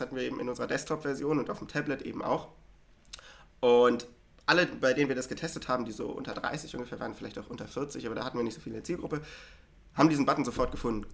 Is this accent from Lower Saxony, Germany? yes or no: yes; Hanover, Lower Saxony, Germany; moved away as an adult; now in Berlin, Germany; ich komme ja ursprünglich aus Hannover